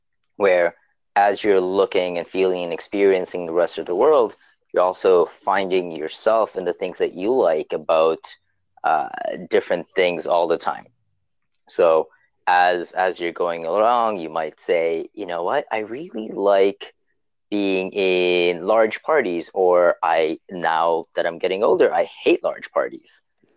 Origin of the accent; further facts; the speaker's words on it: Toronto, Ontario, Canada; I am from Toronto, or as we like to call it, Toronto, Ontario, Canada. And I am 30 years old now, which is kind of getting up there.